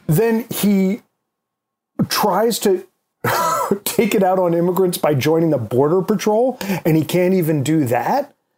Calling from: New York, United States; I'm calling from New York

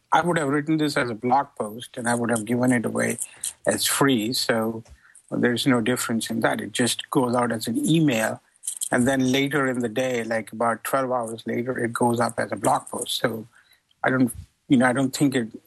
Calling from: California, United States; from People's Republic of California.

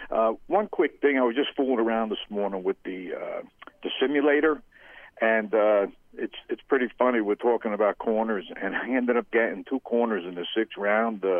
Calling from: Manahawkin, New Jersey, United States; from Manahawkin.

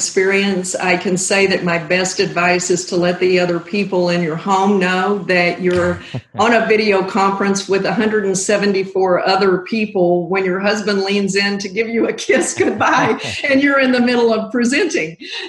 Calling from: Springfield, Missouri, United States; I am calling in from my home office in Springfield, Missouri.

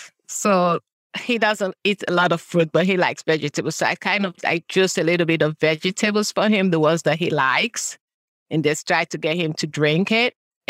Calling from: Burtonsville, Maryland, United States; I'm coming from Maryland, Buttonsville, Maryland.

